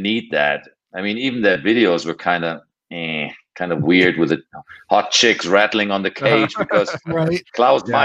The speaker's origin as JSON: {"language": "English", "country": "Germany", "moved": "yes", "said": "I came from Europe"}